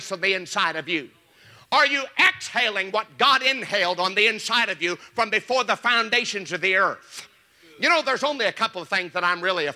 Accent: Joplin, Missouri, United States; I was raised in Joplin, Missouri, and as a little boy, we had pear trees in our yard

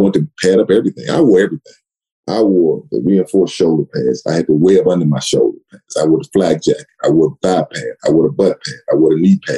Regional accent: Sealy, Texas, United States; moved away as an adult; it was only like 2,500 people in my hometown, Sealy, Texas.

